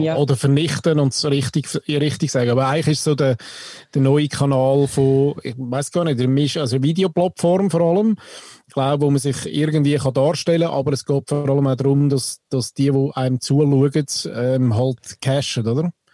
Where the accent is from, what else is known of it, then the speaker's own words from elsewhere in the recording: Switzerland; als Schweizer